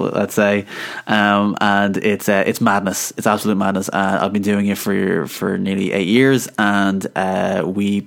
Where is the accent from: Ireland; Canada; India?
Ireland; I'm Irish